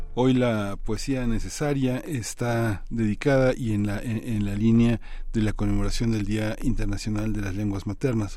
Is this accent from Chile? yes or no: no; Mexico; entender lo que somos como mexicanos eh, multilingües